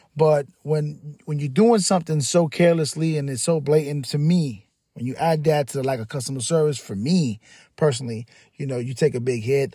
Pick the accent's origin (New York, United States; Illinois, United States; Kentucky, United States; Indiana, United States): New York, United States; New York City; now in Tampa, United States; I'm from the Bronx. I'm a kid from the Bronx. I grew up eating pizza.